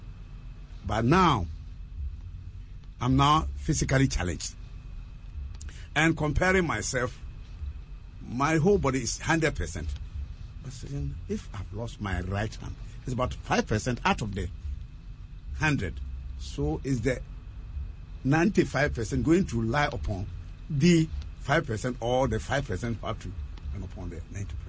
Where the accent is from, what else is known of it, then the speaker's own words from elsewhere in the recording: Offinso, Ashanti, Ghana; from Ofenso